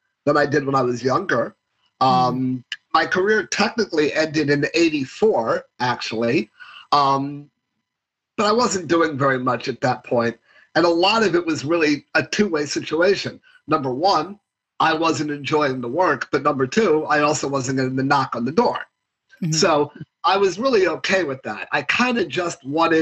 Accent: New York City, New York, United States; I grew up in New York City.

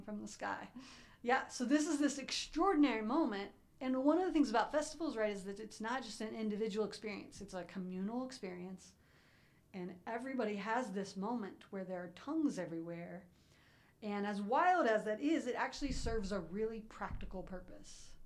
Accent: Columbus, Ohio, United States; I grew up in Columbus

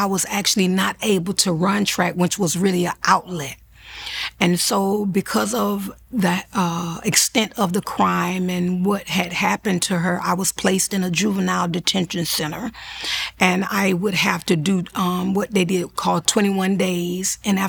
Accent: Florida, United States; I'm a mother of 3 children, born and raised in Florida. I reside now in Fort Lauderdale, Florida

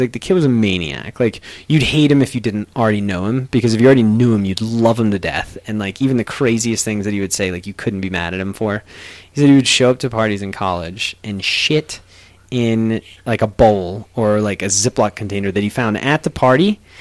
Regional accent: United States; even as an American

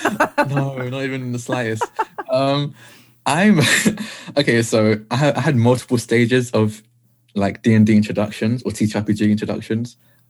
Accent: Essex, East of England, United Kingdom; I'm the part of the UK that no one wants to be in. I'm from Essex.

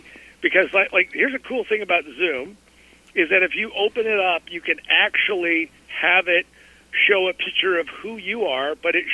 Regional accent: Colorado, United States; I grew up in Colorado

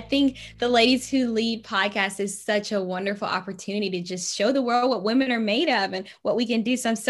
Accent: Shannon, Mississippi, United States; now in Washington, D.C., United States; I love to tell people, you know, I am that girl from Shannon.

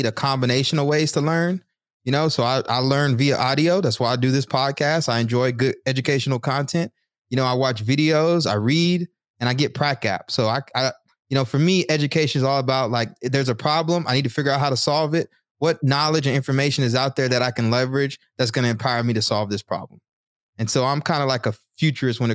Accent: the South, United States; moved away; I'm from the South

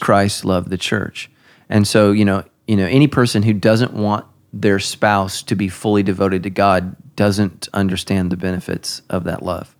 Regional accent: United States; I'm an American

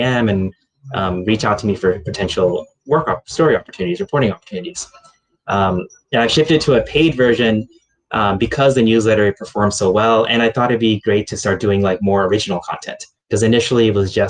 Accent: United States; moved away; as an American journalist in the region

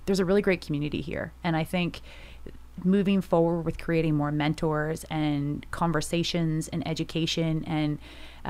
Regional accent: Smiths Falls, Ontario, Canada; also born or lived in Quebec; now in Halifax, Canada; I'm from a small town called Smiths Falls, Ontario.

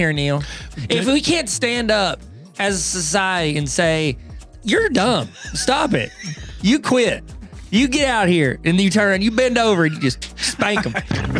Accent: England, United Kingdom; I'm English. I say English words wrong.

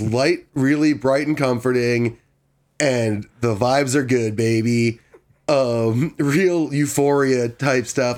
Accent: Washington, District of Columbia, United States; moved away; I'm from D C

